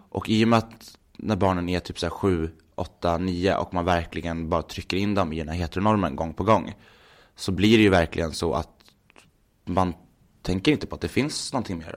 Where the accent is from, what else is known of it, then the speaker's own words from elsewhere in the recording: Gävle, Gävleborg County, Sweden; moved away as an adult; now in Stockholm, Sweden; jag är uppvuxen i Gävle